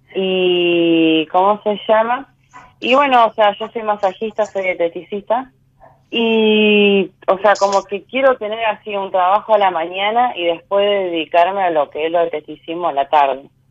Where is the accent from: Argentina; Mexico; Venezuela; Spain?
Argentina; Santa Fe; De Santa Fe, soy de Santa Fe Capital